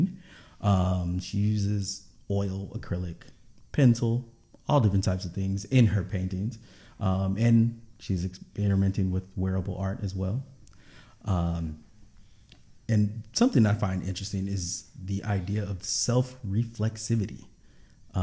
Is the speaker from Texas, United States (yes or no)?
yes; Houston, Texas, United States; growing up in Houston with a large Nigerian population